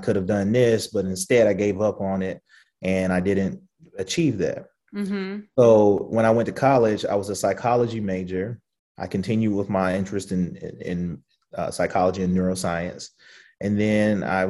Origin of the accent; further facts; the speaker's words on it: the South, United States; we grew up in the South